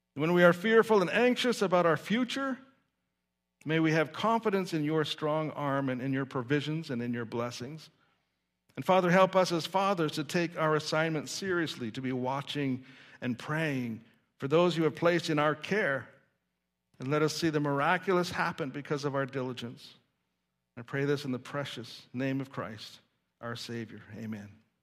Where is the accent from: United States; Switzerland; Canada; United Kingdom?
Canada; Saskatoon, Saskatchewan; I remember as a child growing up in Saskatoon, Saskatchewan